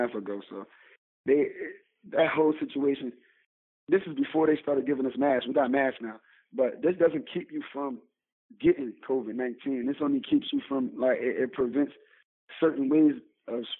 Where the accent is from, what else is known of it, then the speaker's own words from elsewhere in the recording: Philadelphia, Pennsylvania, United States; I'm from Philly. I'm from North Philly, North Side.